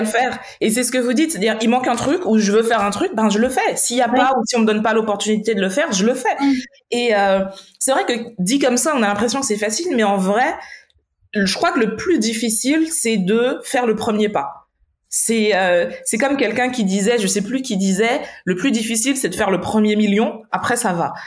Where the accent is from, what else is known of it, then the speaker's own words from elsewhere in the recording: Martinique; on vient d'une petite île, parce que pour ceux qui ne le savent pas, la Martinique, c'est tout petit